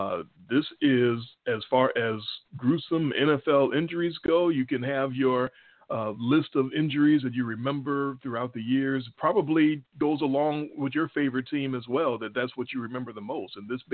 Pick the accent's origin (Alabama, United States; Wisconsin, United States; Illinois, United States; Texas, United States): Illinois, United States; Chicago; accent: Chicago; We're from Chicago, obviously. You can tell by our accents, our Chicago accents.